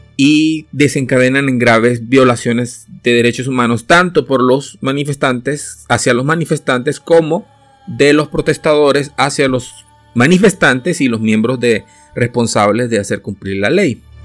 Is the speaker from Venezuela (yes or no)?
yes; Venezuela; also born or lived in El Salvador; yo vengo de Venezuela, o sea, me nací en El Salvador, pero me crié en Venezuela.